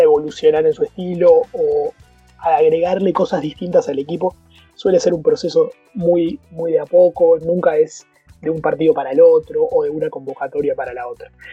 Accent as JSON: {"language": "Spanish", "country": "Uruguay", "said": "Como uruguayo"}